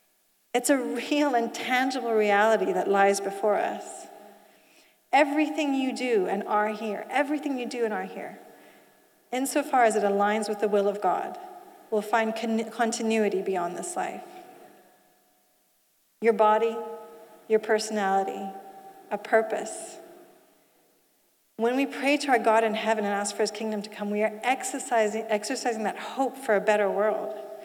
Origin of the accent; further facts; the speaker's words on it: Switzerland; also born or lived in Asia; So you see, I didn't grow up in the UK. I grew up in Asia and Switzerland.